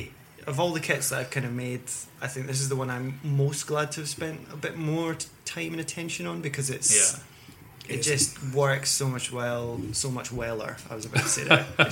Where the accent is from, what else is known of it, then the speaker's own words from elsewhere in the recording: Scotland, United Kingdom; I'm Scottish.